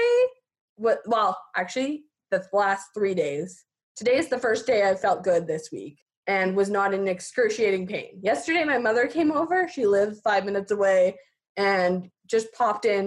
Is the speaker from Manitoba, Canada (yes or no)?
no; Fernie, British Columbia, Canada; I grew up in Fernie, here in Fernie